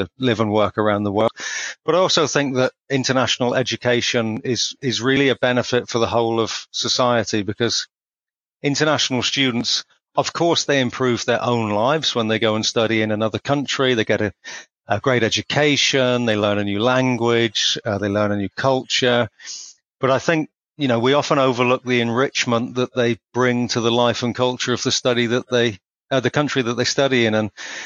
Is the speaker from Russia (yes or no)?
no; England, United Kingdom; moved away as an adult; also born or lived in Czech Republic / Finland / Mozambique / China; now in Australia; I'm originally a POM